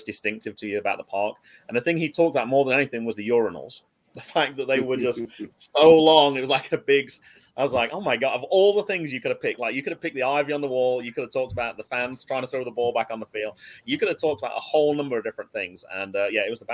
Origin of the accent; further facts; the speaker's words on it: England, United Kingdom; also born or lived in North Carolina; now in United States; I'm from Old England